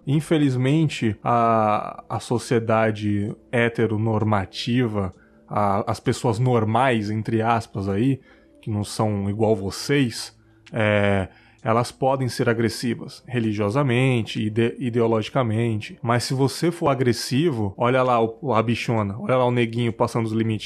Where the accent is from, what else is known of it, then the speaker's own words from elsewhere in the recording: São Paulo, Brazil; now in Cachoeiro de Itapemirim, Brazil; eu sou de São Paulo, mas não moro mais lá